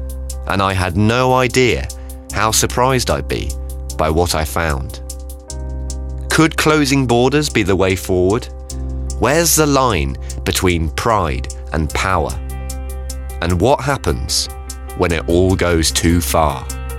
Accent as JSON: {"language": "English", "region": "South West England", "country": "United Kingdom", "said": "I mean, I'm a Cornish man, I live here, I'm making a project all about Cornwall in my shed in Camborne."}